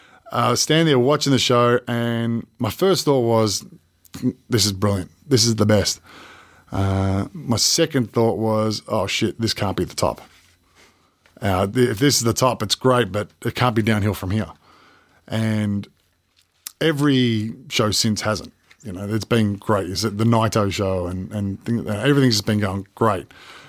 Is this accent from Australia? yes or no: yes; Australia; And it wasn't just, oh, yeah, we're from Australia.